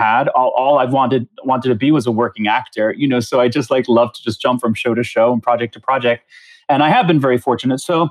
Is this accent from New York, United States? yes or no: yes; Long Island, New York, United States; also born or lived in Queens, New York; I grew up in the New York area. I feel like I'm very much a New Yorker, but I was born in Queens. And by the time I was about five or so, my parents moved to Long Island.